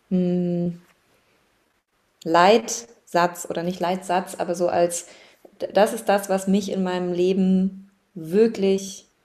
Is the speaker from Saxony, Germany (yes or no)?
no; Baden-Württemberg, Germany; ich bin im Schwarzwald aufgewachsen, also sehr naturverbunden